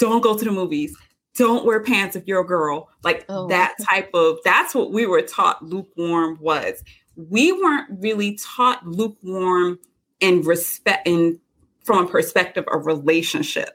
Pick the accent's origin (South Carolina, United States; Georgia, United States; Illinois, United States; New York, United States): South Carolina, United States; I was born and raised in South Carolina.